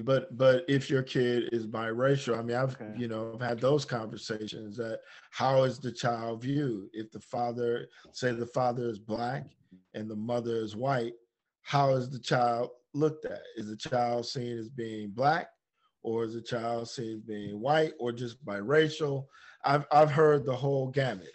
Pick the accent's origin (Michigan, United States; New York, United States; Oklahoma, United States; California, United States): Michigan, United States; Detroit; growing up in Detroit.